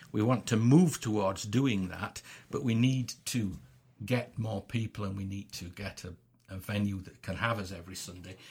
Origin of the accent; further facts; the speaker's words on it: England, United Kingdom; I'm an Englishman and I, I'm born, I'm born here and I live here